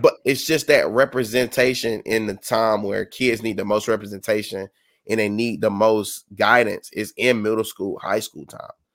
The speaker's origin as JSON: {"language": "English", "region": "South Carolina", "country": "United States", "said": "I'm from South Carolina"}